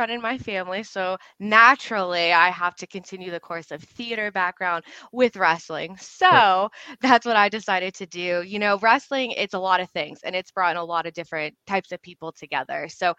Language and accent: English; Pittsburgh, Pennsylvania, United States; also born or lived in Dunn, North Carolina; I'm technically from Dunn, North Carolina. And then I moved up here when I was younger, starting first grade. And I've spent my entire life up here for the most part in Pittsburgh.